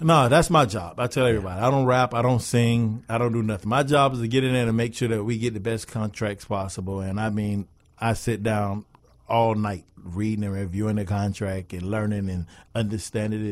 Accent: Miami Gardens, Florida, United States; I started right here in South Florida, born and raised in Carroll City.

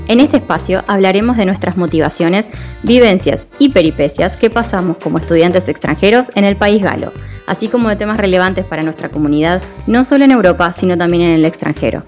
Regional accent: Argentina; moved away as an adult; now in Paris, France; soy argentina, estoy estudiando sistemas políticos internacionales en Sciences Po

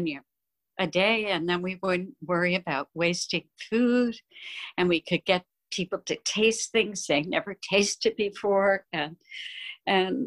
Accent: New Jersey, United States; I grew up in New Jersey

